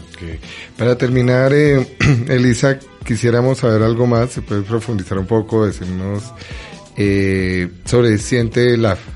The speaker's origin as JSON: {"language": "Spanish", "region": "Bogotá", "country": "Colombia", "tie": "born or raised there", "said": "los que somos de Bogotá, los que hemos sido de Bogotá toda la vida"}